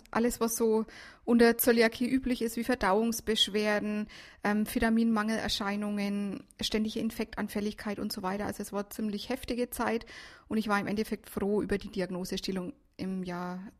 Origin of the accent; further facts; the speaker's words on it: Herrieden, Bavaria, Germany; ich bin 38 Jahre alt, gebürtig aus Mittelfranken, Herrieden.